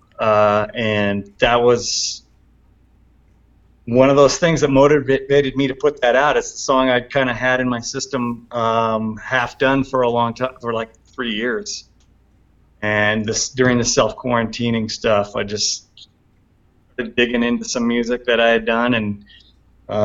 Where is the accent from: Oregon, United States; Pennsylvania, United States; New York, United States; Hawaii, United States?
Oregon, United States; Portland; now in Bend, United States; my hometown, Portland